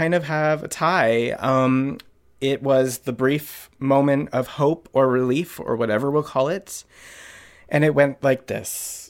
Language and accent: English; Connecticut, United States; I know. I'm a Jew from Connecticut.